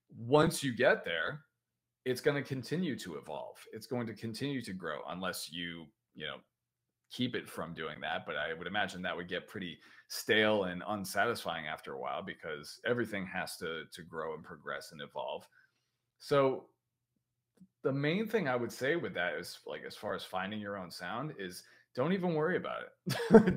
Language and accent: English; United States; accent: American; I'm in America, as you can tell by my accent